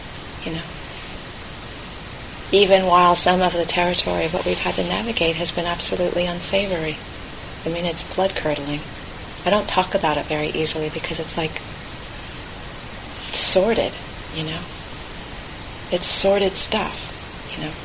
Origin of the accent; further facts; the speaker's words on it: California, United States; moved away; I grew up in California